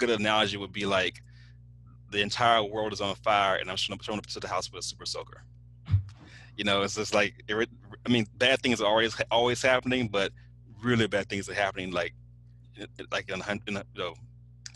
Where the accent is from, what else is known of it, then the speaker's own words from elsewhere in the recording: Alexandria, Louisiana, United States; I grew up in Alexandria